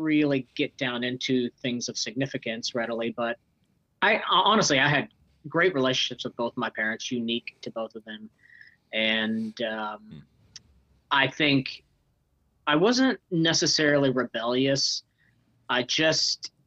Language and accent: English; Kansas City, Missouri, United States; also born or lived in Northwest Arkansas / Raymore, Missouri; my middle school and teenage years, college years, were spent in Kansas City, Missouri, and Southwest Missouri